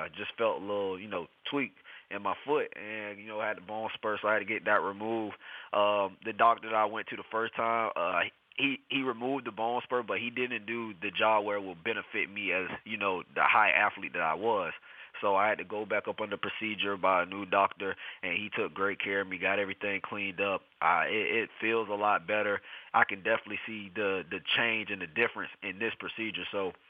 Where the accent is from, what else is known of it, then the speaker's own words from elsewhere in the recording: St. Petersburg, Florida, United States; I'm from St. Petersburg, Florida, of course.